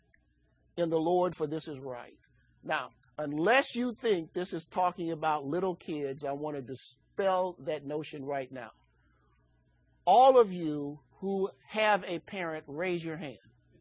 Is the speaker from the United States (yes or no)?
yes; Chicago, Illinois, United States; I grew up in Chicago.